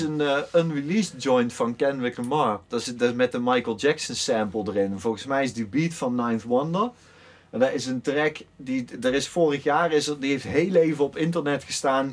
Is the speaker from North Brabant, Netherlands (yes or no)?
yes; Oss, North Brabant, Netherlands; ik kom dan uit Os